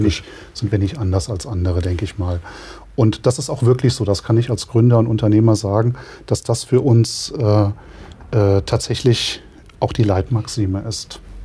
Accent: the region around Rauschenberg, Hesse, Germany; Insgeheim kommen wir aus der Region, wir stehen zu der Region und wollen eigentlich auch dort bleiben

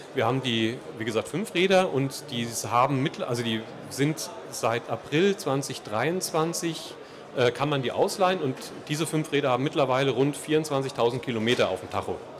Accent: Vogelsberg, Hesse, Germany; moved away as an adult; also born or lived in Gießen / Würzburg; Ich komme ursprünglich von, aus dem Vogelsberg, aus dem benachbarten

